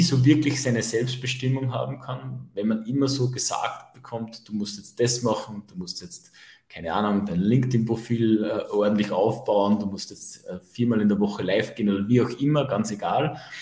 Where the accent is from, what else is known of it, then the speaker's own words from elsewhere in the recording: Upper Austria, Austria; bei uns in Oberösterreich sagt man das Sturschädeln dazu